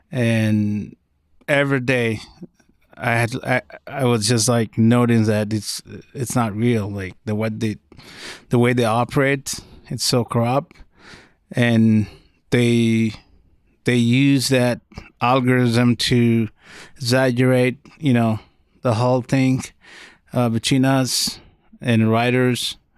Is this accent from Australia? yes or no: no; Sudan; now in Denver, United States; original Sudanese Uber driver.